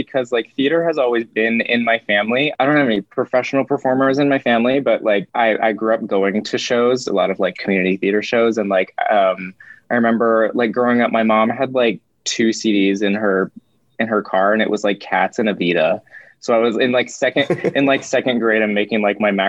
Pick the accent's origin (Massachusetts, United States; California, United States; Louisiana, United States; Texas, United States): California, United States; Lake Arrowhead; I grew up in Lake Arrowhead, California